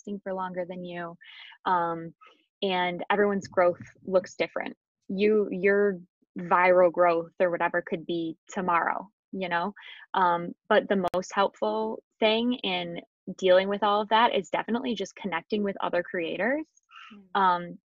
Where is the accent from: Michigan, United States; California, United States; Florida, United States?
Michigan, United States; moved away as an adult; also born or lived in Cleveland, Ohio; I'm originally from Michigan, and then I went to U of M, and then I moved down to Cleveland